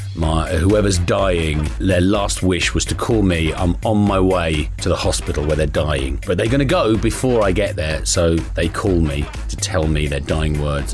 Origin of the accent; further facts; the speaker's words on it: Kilkenny, Leinster, Ireland; I'm from Ireland, by the way. I was born in Kilkenny, which is in Leinster.